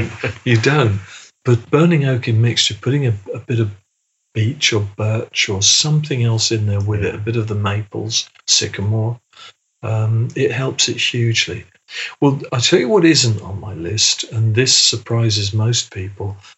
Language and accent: English; England, United Kingdom; being English British